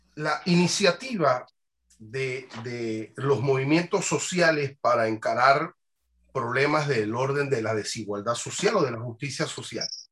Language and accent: Spanish; Panama; no tengo legitimidad como panameño para participar en la toma de decisiones